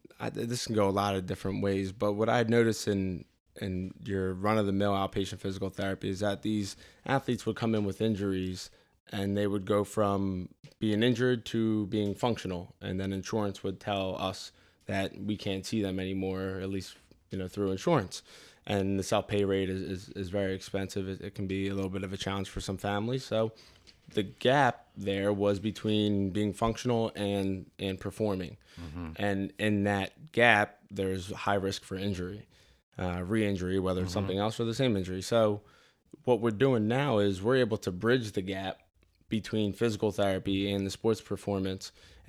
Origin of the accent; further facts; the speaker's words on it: Delaware County, Pennsylvania, United States; I grew up in Delaware County